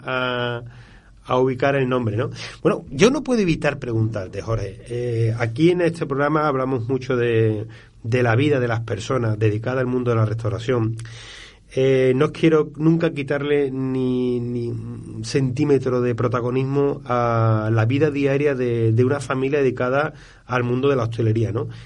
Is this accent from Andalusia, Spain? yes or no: yes; Andalusia, Spain; como sevillano